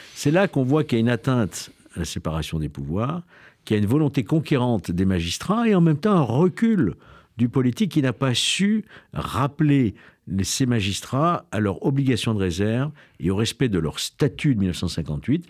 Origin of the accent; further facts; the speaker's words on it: Lyon, Auvergne-Rhône-Alpes, France; Je suis lyonnais.